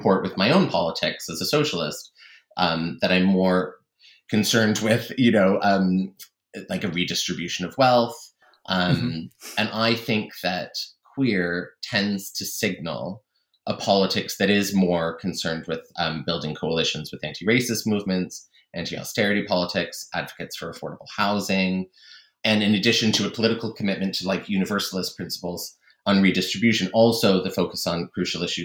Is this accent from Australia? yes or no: no; Canada; moved away as an adult; also born or lived in East Asia / Middle East; I'm originally from Canada, but I spent many years living and traveling in East Asia, and then many years living and traveling in the Middle East